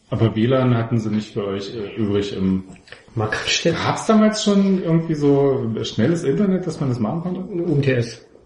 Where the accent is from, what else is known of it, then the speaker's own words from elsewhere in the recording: Leipzig, Saxony, Germany; Ich komme aus Leipzig.